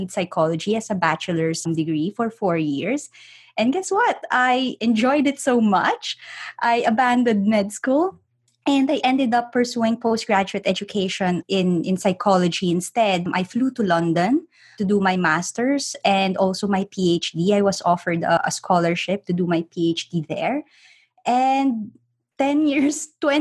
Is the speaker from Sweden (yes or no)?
no; Philippines; moved away; I'm actually originally from the Philippines